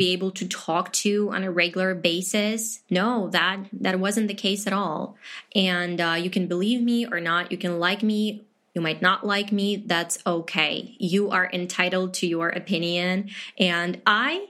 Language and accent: English; Chernivtsi, Chernivtsi Oblast, Ukraine; first language Ukrainian; English is a second language; I'm from Ukraine